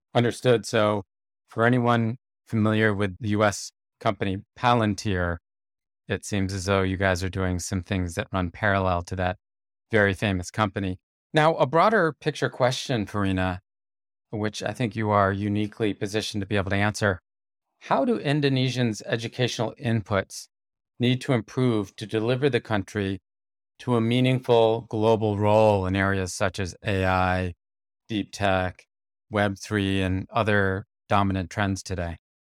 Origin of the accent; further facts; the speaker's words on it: United States; as an American